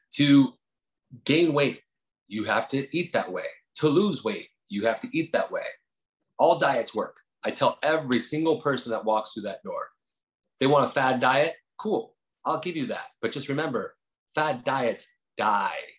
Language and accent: English; New Jersey, United States; moved away; also born or lived in Incline Village, Lake Tahoe, Nevada; I was from Jersey, so we kind of had that same kind of attitude.